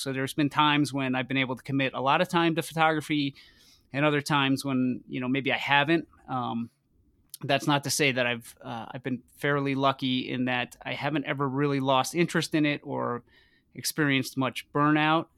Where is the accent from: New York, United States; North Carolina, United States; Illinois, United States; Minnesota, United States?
New York, United States; north of New York City, United States; moved away as an adult; now in Boulder, United States; I moved out to Boulder from from New York. Uh, I grew up just north of the city